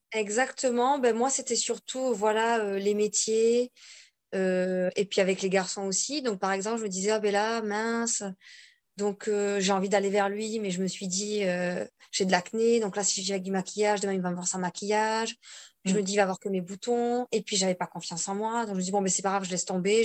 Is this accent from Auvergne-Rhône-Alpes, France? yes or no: no; Bordeaux, Nouvelle-Aquitaine, France; now in Corsica, France; Je vis toute seule en Corse. À la base, je suis donc de Bordeaux.